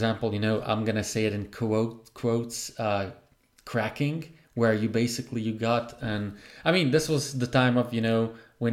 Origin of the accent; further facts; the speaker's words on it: Croatia; I'm from Croatia in a very, I would say, remote place.